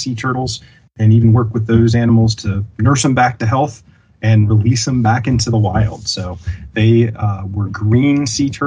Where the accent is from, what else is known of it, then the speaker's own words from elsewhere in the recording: Virginia, United States; I grew up in Virginia